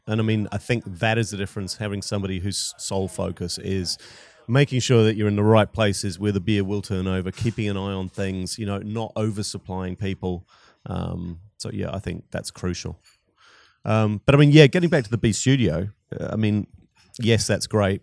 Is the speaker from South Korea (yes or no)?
no; New Zealand; moved away as an adult; also born or lived in Scotland / Wellington, New Zealand / Christchurch, New Zealand / Australia; I was born in Scotland, but, um, grew up in New Zealand